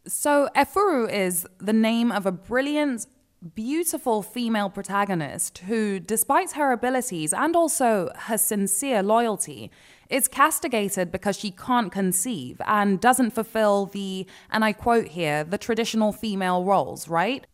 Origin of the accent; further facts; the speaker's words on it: Nigeria; as a Nigerian